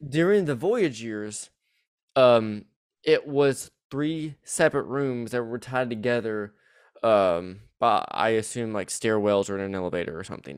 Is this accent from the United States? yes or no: yes; the South, United States; accent: southern; my southern accent will bleed bleed through